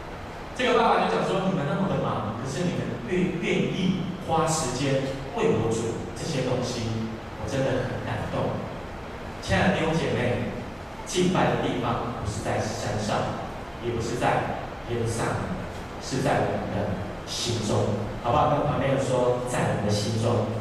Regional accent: southern Taiwan, Taiwan; 我是南部人哈，

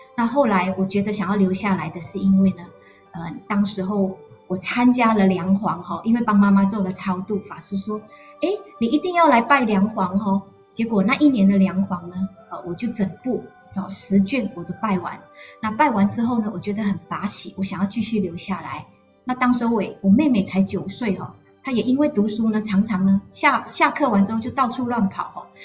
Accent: Jenjarom, Selangor, Malaysia; 我从小在乡下，我们有一群很要好的朋友。从我八岁的时候，在一贯道哈，因为以前呃。林家肉有一个一贯道的天呃那个天道院哈，小时候我都会跟着我的阿祖，就是我的太妈去这个一贯道那一边。

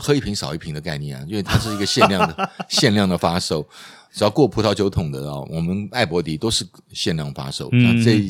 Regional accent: Taiwan; 台湾我们台湾人比较少吃了

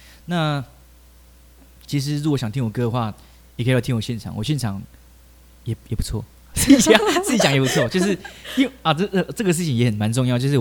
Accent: Taichung, Taiwan; 我刚高中就是在我住台中，我是台中人，然后我在台中火车站的地下道开始表演。

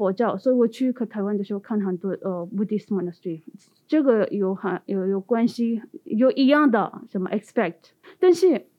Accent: India; Chinese is a second language; 因为我是从印度来的

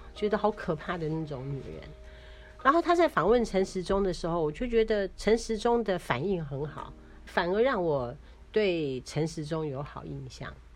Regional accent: Taiwan; 我们台湾人

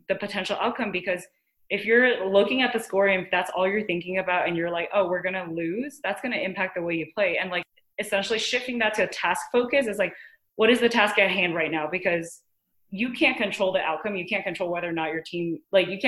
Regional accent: Taiwan; Growing up in Taiwan, obviously like mindfulness is kind of something I grew up with in my family

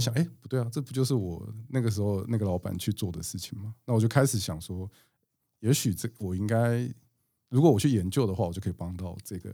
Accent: Chiayi, Taiwan; 我是嘉义出生的

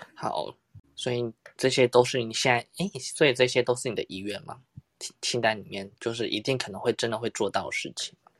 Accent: Tainan, Taiwan; 我是台南人嘛，因为台南不是有很多那种巷弄的那种很小间的古宅式的咖啡厅嘛

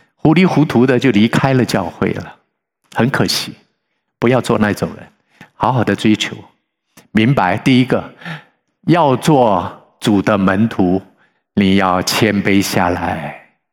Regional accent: Sichuan, China; 我是四川人

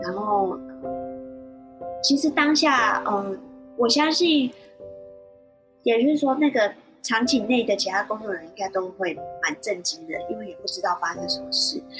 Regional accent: Shuishang, Chiayi County, Taiwan; 我自己就是水上人，然后这是我从小听的故事

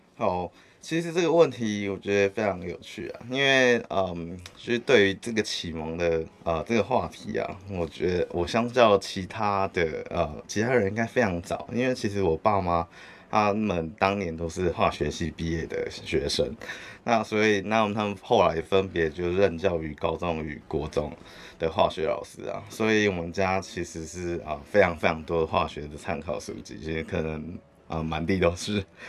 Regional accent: Hualien, Hualien County, Taiwan; moved away as an adult; 我故乡是在花莲

